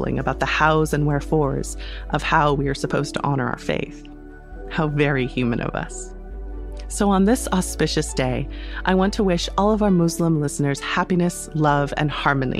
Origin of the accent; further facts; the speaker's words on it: United States; As an American who attended school in the 90s and aughts